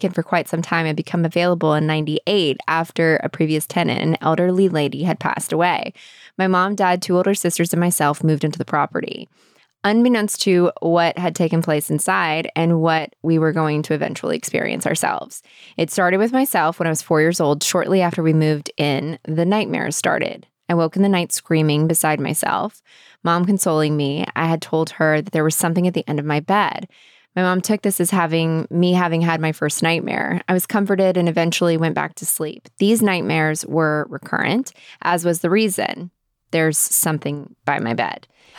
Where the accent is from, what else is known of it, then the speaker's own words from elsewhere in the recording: the South, United States; when I grew up in the Southern Baptist South.